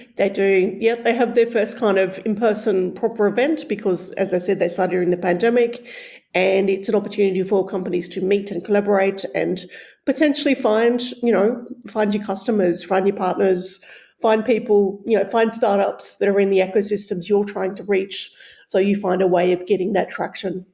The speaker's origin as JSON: {"language": "English", "country": "Australia", "moved": "yes", "said": "as an Australian who um, is, is not from Europe originally"}